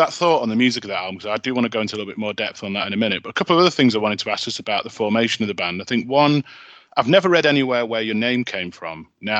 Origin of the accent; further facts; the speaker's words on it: Manchester, North West England, United Kingdom; accent: Northern; you can probably tell from my accent, I'm Northern, from Manchester